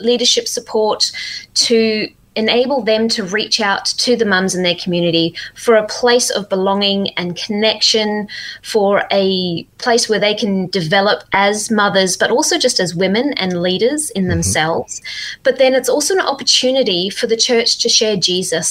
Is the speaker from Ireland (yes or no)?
no; Zimbabwe; now in Perth, Australia; I'm actually originally from Zimbabwe way back when, but I've been living in Australia for quite a while now